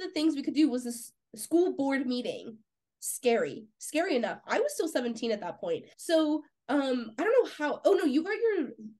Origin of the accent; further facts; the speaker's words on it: California, United States; moved away as an adult; also born or lived in Oklahoma; I was from California going all the way to Oklahoma